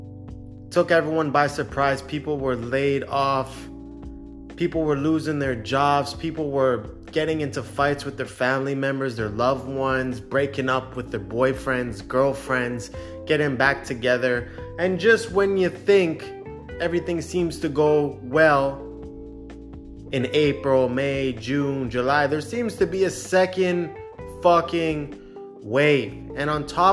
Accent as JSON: {"language": "English", "country": "Canada", "tie": "born or raised there", "said": "I'm a Canadian citizen, born and raised in Canada"}